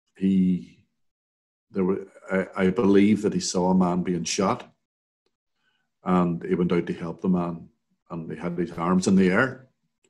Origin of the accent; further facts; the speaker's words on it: Derry, Northern Ireland, United Kingdom; I grew up in the Craigan and played around the Craigan